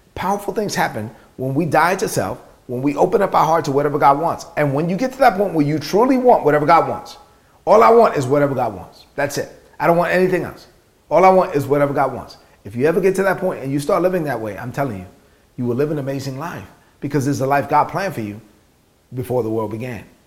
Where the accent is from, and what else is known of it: New York City, New York, United States; born or raised there